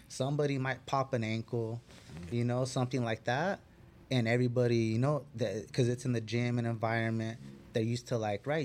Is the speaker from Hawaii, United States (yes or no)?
no; Fillmore, California, United States; I grew up in Fillmore